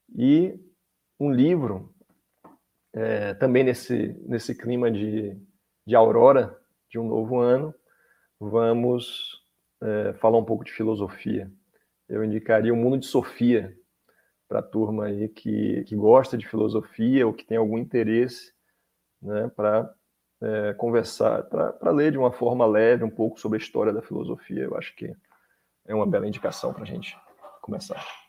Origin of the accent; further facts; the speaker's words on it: Salvador, Bahia, Brazil; moved away as an adult; now in Brasília, Brazil; eu sou baiano, sou de Salvador, Bahia, minha, a minha graduação foi em Salvador